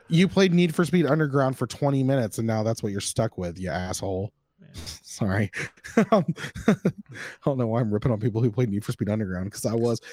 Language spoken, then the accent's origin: English; the South, United States; I was born and raised in the South.